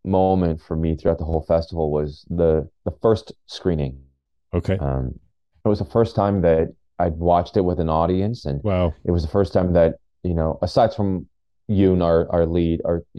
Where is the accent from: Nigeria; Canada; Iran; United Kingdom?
Canada; a lot of other immigrant friends and family that I grew up with in Canada